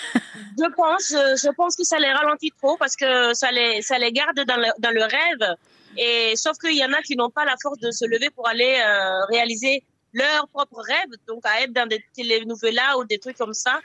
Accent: Burkina Faso; now in France; le Burkina Faso qui est ma, mon pays natal et la France qui est mon pays d'accueil

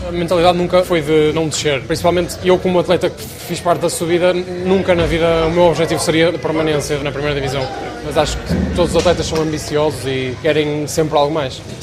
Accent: Matosinhos, Norte, Portugal; moved away as an adult; also born or lived in Tourcoing; now in Saint-Nazaire, France; Matozinhos, que é de onde eu venho

